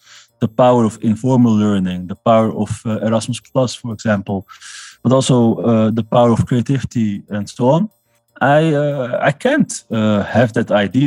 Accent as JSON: {"language": "English", "town": "Amsterdam", "region": "North Holland", "country": "Netherlands", "tie": "born or raised there", "said": "I was born in Amsterdam, and I still live in Amsterdam."}